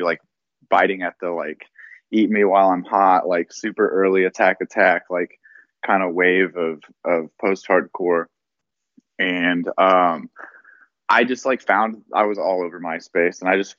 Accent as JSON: {"language": "English", "region": "Oklahoma", "country": "United States", "tie": "born or raised there", "also_born_or_lived": "Denver / Las Vegas", "moved": "as an adult", "said": "through junior high, I went to Berryhill, and then I transferred in high school to like a much larger school called Charles Page."}